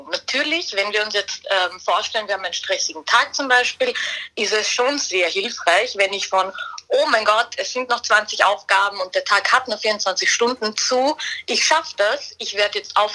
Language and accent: German; Vienna, Austria; ich als Wienerin kann nur sagen, das gehört auf jeden Fall dazu.